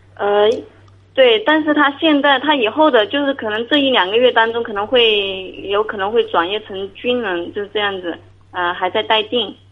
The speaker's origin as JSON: {"language": "Chinese", "region": "Hunan", "country": "China", "said": "我这边是湖南的"}